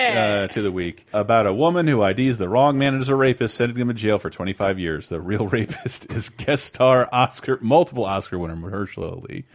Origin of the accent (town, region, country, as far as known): Tallahassee, Florida, United States; born or raised there